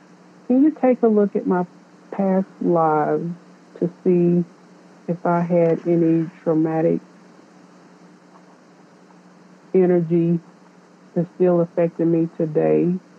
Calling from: North Carolina, United States; I'm calling in from North Carolina.

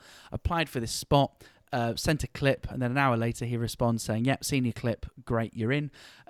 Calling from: the Cotswolds, South West England, United Kingdom; calling in from the Cotswolds in the United Kingdom.

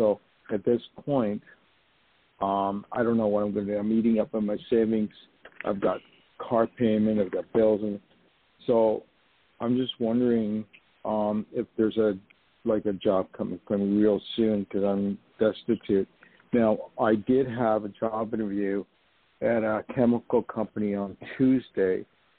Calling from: New York, United States; also born or lived in Los Angeles; I'm calling from I was going to say Los Angeles, where I used to live. No, I'm calling from New York.

